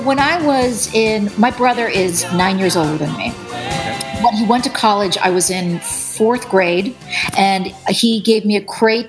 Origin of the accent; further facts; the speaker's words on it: Chatham, New Jersey, United States; I grew up in New Jersey, and I was in a town called Chatham, New Jersey